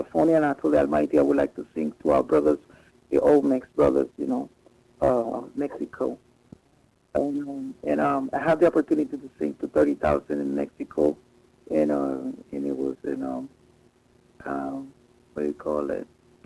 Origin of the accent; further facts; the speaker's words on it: Panama; I was from Panama